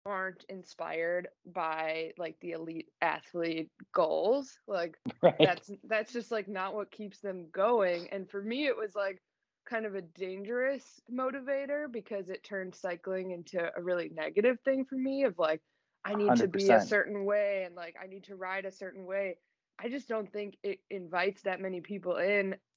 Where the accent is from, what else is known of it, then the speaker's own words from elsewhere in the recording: Chicago, Illinois, United States; I grew up in the suburbs of Chicago